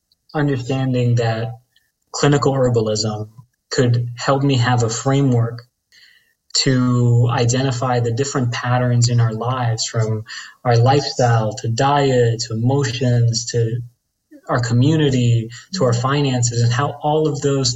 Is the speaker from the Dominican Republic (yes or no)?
yes; Dominican Republic; I'm Dominican from the Caribbean